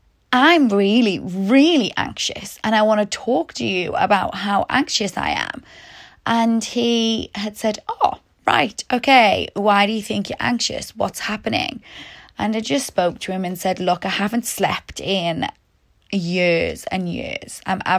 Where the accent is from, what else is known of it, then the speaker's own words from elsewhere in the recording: Newcastle, North East England, United Kingdom; also born or lived in Liverpool / Sheffield; now in Melbourne, Australia; I'm originally from Newcastle in the UK, and then I moved to Liverpool for university. Then I went to Sheffield, then I went back to Liverpool